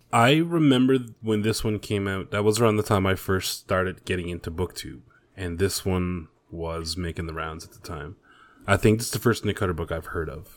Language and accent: English; Canada; I'm Canadian.